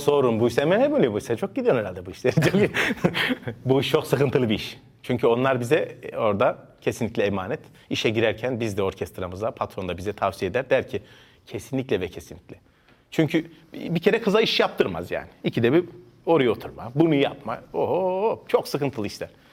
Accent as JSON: {"language": "Turkish", "region": "Ankara", "country": "Turkey", "tie": "born or raised there", "said": "Ben e, Ankara'da doğdum 1982 yılında e, bağlamacı oldum. Ama benim annem babam da Ankara doğmuş"}